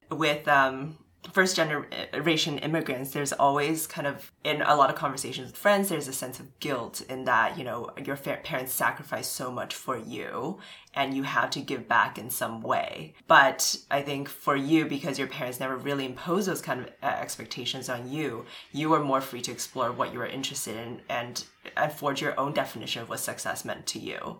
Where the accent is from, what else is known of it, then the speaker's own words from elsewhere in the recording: Vancouver, British Columbia, Canada; I grew up in Kitsilano, which is a more affluent area in Vancouver.